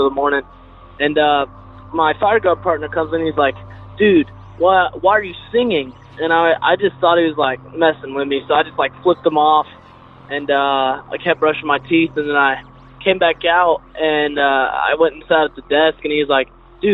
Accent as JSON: {"language": "English", "region": "Texas", "country": "United States", "said": "I'm from Texas"}